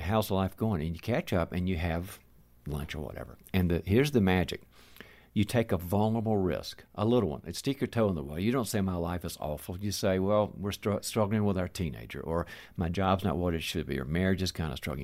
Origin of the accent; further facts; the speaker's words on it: the South, United States; moved away; I'm originally from the South, and we call the chronics the bless their heart, folks